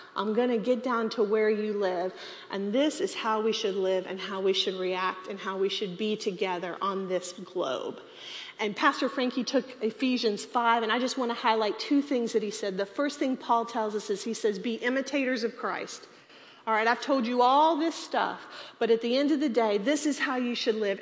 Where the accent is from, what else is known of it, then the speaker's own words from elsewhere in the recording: Texas, United States; We're all from Texas